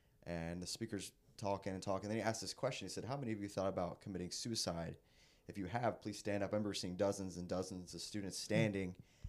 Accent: Bowie, Maryland, United States; I'm from Bowie, Maryland.

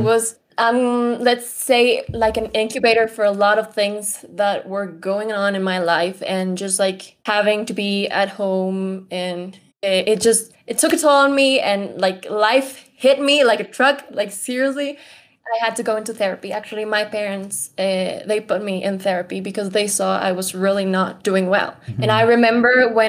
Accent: Ecuador; I am an Ecuadorian, a Latina woman. Born and raised here

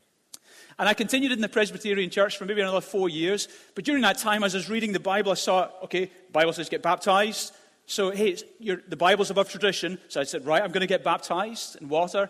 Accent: Glasgow, Scotland, United Kingdom; I grew up in Glasgow, and I was dragged along to church as a kid

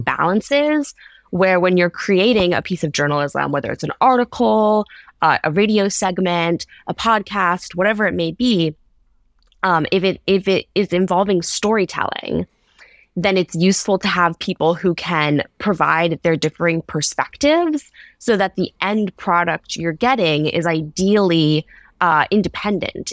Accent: Ohio, United States; I'm from Ohio, uh, in the Midwest.

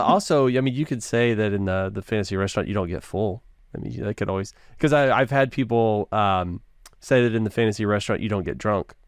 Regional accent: the South, United States; I'm from the South

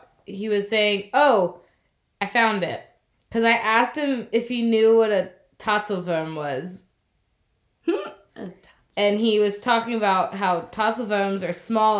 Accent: United States; to me as an American

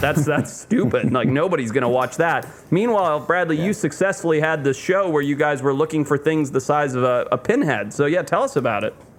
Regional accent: Zimbabwe; moved away; I grew up in Zimbabwe

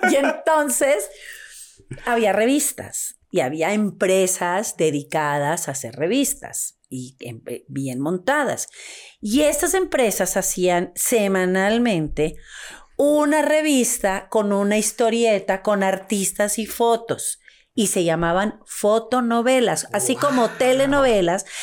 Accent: Monterrey, Nuevo León, Mexico; now in Mexico City, Mexico; De Monterrey.

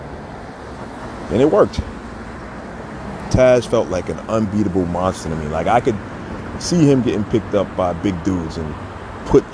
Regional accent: New York City, New York, United States; I'm from the Sty, different neighborhoods, but we're all Brooklyn.

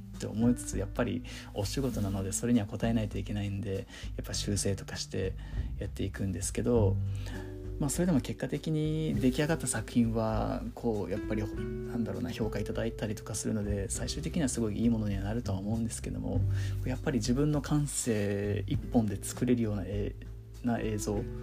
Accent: Okinawa, Japan; moved away as an adult; now in Tokyo, Japan; 東京上京した後もずっと沖縄に帰ってから沖縄のつながりでしか撮影したことなかった

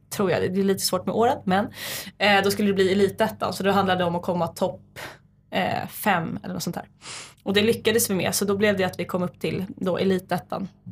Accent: Nacka, Stockholm County, Sweden; Jag är född och uppvuxen i Nacka, Saltsjöbo

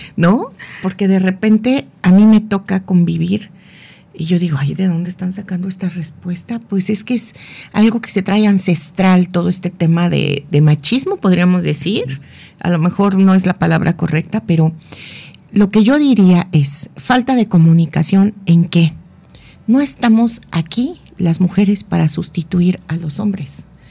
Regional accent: Mexico; Como mexicanos

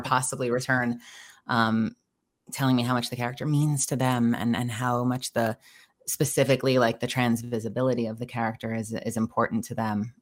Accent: United States; also born or lived in Dallas; now in Los Angeles, United States; I'm originally from New York

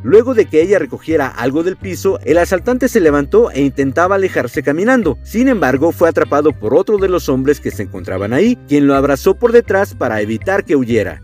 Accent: Mexico; Como mexicano

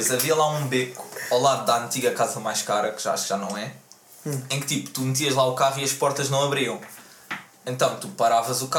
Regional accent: Amadora, Lisbon, Portugal; eu sou da Amadora

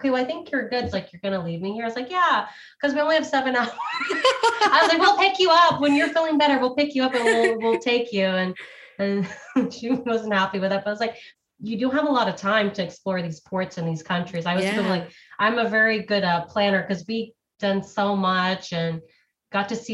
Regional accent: United States; I'm the American

